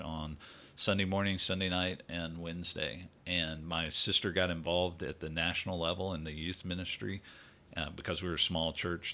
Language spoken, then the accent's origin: English; Greenville, Mississippi, United States; moved away as an adult; also born or lived in Louisiana / New Jersey / San Antonio, Texas; now in Texas, United States; I grew up in, uh, the Delta of Mississippi, a town called Greenville